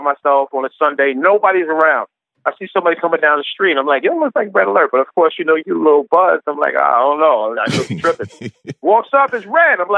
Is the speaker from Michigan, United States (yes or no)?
no; the New York area, United States; growing up in the New York area, especially since the 90s